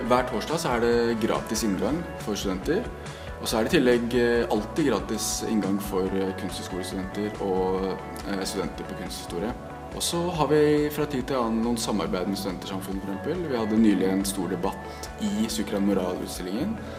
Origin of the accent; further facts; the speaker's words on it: Eastern Norway, Norway; now in Bergen, Norway; jeg er jo fra Østlandet